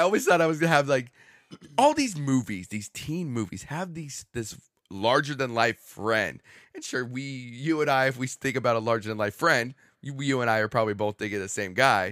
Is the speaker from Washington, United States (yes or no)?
no; Southern California, United States; I grew up in Southern California